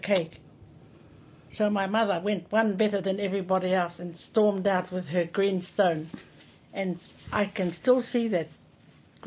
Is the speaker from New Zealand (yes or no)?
yes; Rangitukia, Gisborne, New Zealand; I was born here in Rangitukia, but I wasn't born in this house